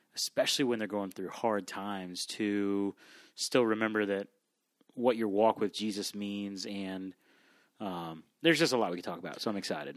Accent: South Florida, United States; I grew up in South Florida

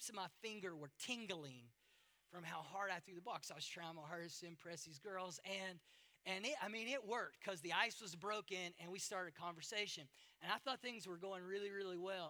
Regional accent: United States; moved away; I'm from America.

